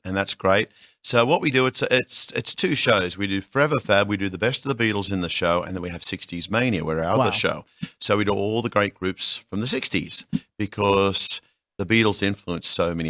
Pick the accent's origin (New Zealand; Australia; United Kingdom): Australia; now in United States; I am Australian.